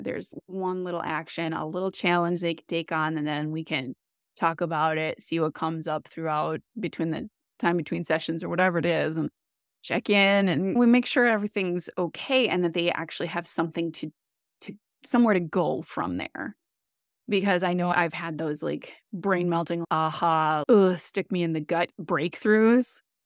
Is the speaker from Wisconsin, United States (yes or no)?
yes; Wisconsin, United States; moved away as an adult; also born or lived in Boston; I am from Wisconsin